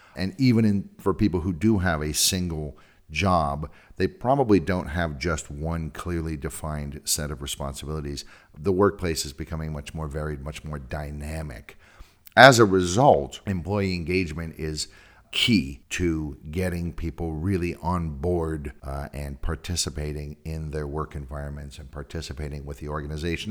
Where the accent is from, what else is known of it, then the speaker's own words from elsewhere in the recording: California, United States; moved away; I'm from California